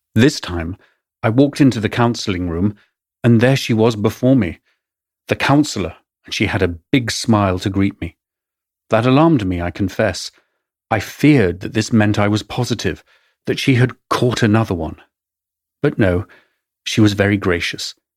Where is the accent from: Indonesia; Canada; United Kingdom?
United Kingdom; England; accent: English; moved away as an adult; also born or lived in London; now in New York, United States